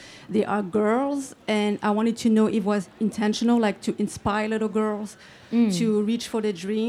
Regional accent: France; I'm from France

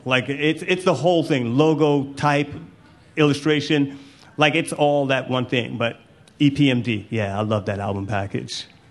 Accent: Jamaica; I'm Jamaican. I'm clearly really proud of being Jamaican.

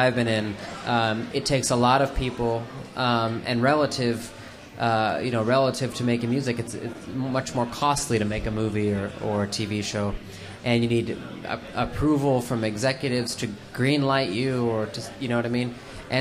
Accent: Los Angeles, California, United States; I grew up in Los Angeles

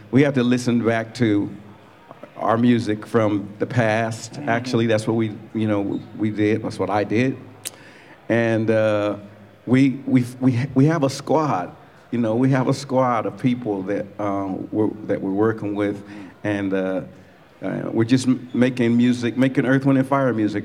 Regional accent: Colorado, United States; I'm from Colorado originally

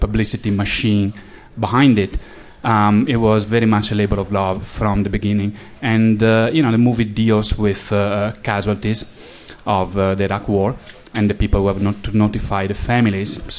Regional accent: Italy; accent: Italian; English is a second language; moved away; I'm from Italy, as you can probably tell from my accent.

